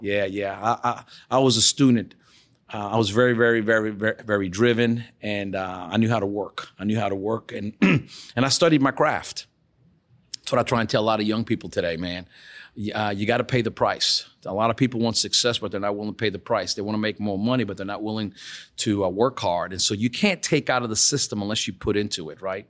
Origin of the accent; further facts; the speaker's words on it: New Orleans, Louisiana, United States; I'm born and raised in New Orleans